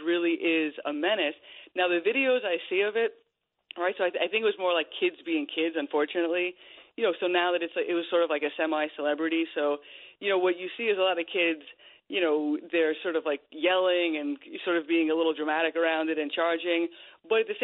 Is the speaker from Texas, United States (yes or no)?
no; Long Island, New York, United States; I grew up in Long Island